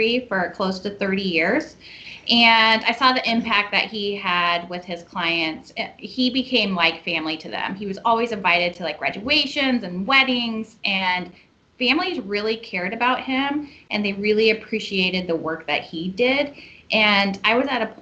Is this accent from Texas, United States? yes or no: no; Idaho, United States; also born or lived in Boise, Idaho; I was born in Idaho. I've been in Boise for a little over 20 years.